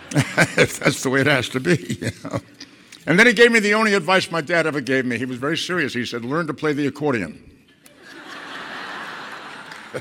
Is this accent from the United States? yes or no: yes; Boston, Massachusetts, United States; moved away as an adult; now in Los Angeles, United States; I grew up in Boston in a tenement neighborhood